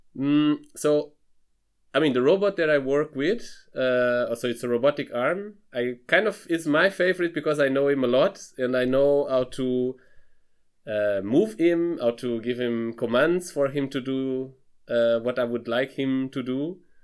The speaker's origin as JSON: {"language": "English", "region": "Lisbon", "country": "Portugal", "also_born_or_lived": "Freiburg, Germany", "moved": "as an adult", "lives_now": "Darmstadt, Germany", "said": "I'm originally from Lisbon, from Portugal"}